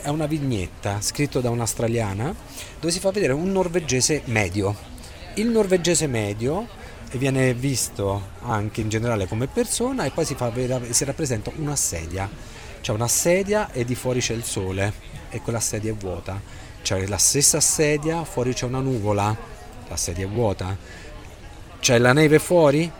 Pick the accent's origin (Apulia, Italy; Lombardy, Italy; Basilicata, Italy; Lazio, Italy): Lazio, Italy; Rome; moved away as an adult; now in Oslo, Norway; io vengo da Roma